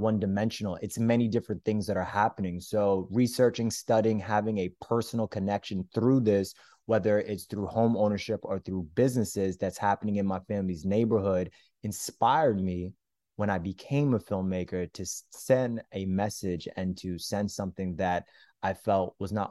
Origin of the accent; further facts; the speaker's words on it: Florida, United States; I'm actually originally from Florida, but my family's from Brooklyn